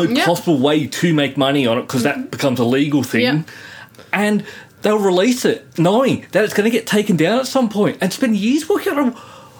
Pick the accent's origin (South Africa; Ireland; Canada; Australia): Australia; But I'm Australian.